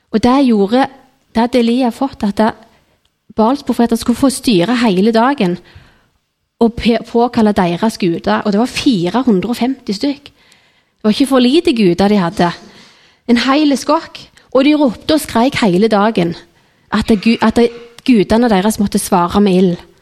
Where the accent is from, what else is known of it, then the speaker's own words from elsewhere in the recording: Nærbø, Rogaland, Norway; jeg gikk i menigheten hjemme på Nærbø